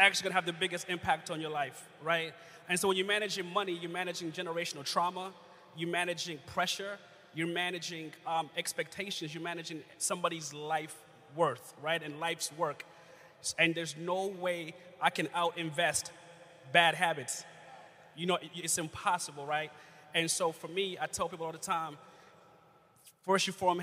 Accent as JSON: {"language": "English", "country": "Uganda", "tie": "born or raised there", "moved": "yes", "said": "I grew up in Uganda, East Africa"}